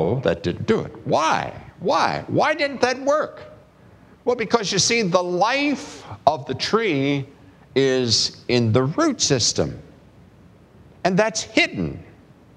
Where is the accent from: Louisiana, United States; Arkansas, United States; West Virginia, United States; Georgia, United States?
West Virginia, United States; I'm from West Virginia